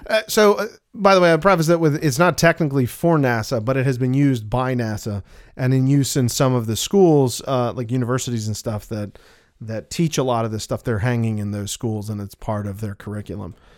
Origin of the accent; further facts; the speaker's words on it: United States; we're American